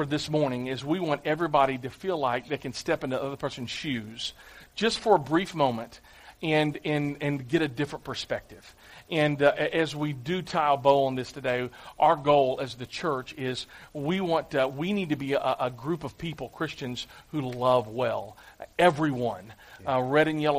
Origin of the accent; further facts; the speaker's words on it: Clarksville, United States; I'm from Clarksville.